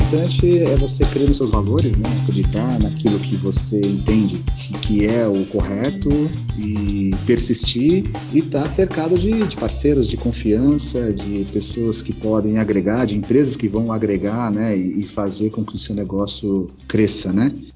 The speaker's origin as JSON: {"language": "Portuguese", "region": "São Paulo", "country": "Brazil", "tie": "born or raised there", "also_born_or_lived": "Ipatinga, Minas Gerais", "said": "Nasci em Patinga, Minas Gerais. Moro em São Paulo desde os meus seis anos de idade"}